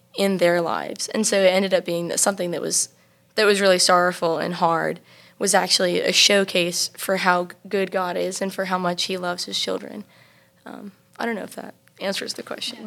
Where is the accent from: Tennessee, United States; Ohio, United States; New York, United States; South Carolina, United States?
South Carolina, United States; Travelers Rest; I am from Travelers Rest, South Carolina.